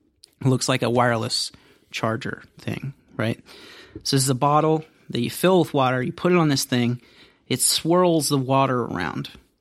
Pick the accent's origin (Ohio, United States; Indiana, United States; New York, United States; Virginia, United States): Ohio, United States; I grew up in Ohio. Mm-hmm. Family of 72.